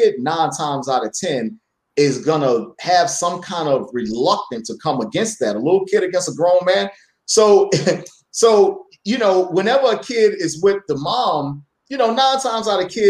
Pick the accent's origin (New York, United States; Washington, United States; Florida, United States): New York, United States; New York City; I grew up in Brooklyn Farragut Projects